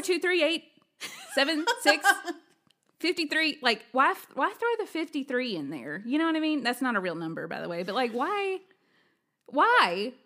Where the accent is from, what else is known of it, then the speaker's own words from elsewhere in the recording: Alabama, United States; moved away; I'm originally from Alabama